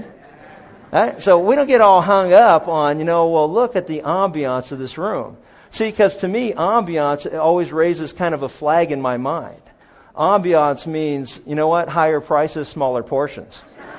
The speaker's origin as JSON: {"language": "English", "region": "Pennsylvania", "country": "United States", "tie": "born or raised there", "said": "some of the best places when I was a kid growing up in Pennsylvania that I ate were places that, you know, where there was a pool stick coming past your head."}